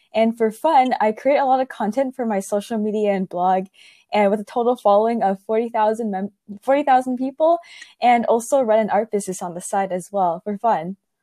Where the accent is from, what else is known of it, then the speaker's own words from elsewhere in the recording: Silicon Valley, California, United States; growing up in Silicon Valley